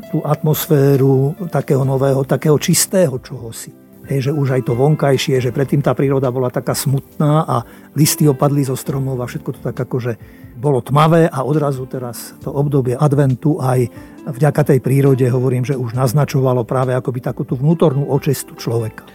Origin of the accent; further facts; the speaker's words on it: Slovakia; sme Slováci aj štedrí